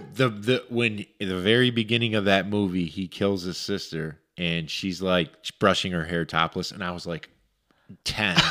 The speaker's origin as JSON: {"language": "English", "town": "Romulus", "region": "Michigan", "country": "United States", "tie": "born or raised there", "said": "growing up in Romulus, we had, we would go into the woods as kids all the time"}